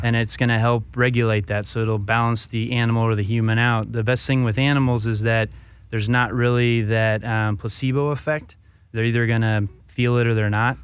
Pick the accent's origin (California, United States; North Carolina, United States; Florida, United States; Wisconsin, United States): California, United States; Northern; also born or lived in Colorado; Northern Cal, uh, most of my life, but born down here in Southern California until I was about five, and then, uh, spent most of my years up north